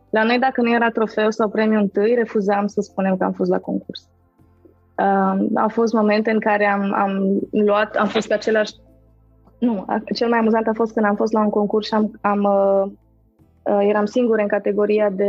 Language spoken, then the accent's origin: Romanian; Târgu Mureș, Mureș County, Romania; now in Cluj-Napoca, Romania; Sunt din Cluj, sunt în Cluj, sunt din Târgu Mureș